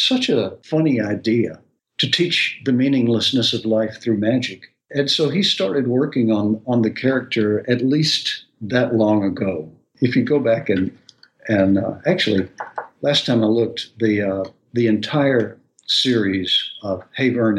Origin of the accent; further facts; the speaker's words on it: outside of Atlanta, Georgia, United States; now in Nashville, United States; I grew up outside of Atlanta, which is another fine town